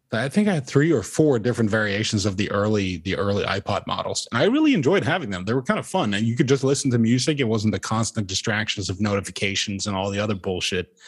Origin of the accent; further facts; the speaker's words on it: Norway; moved away; I am not an American citizen. I am originally from Norway